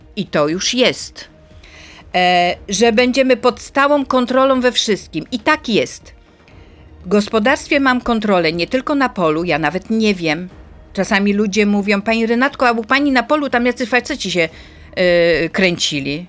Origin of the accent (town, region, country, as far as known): Poland